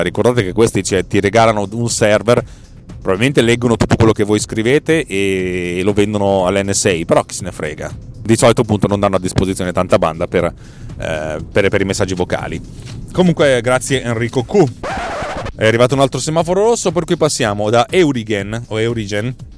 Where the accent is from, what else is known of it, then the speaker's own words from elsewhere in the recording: Milan, Lombardy, Italy; io sono di Milano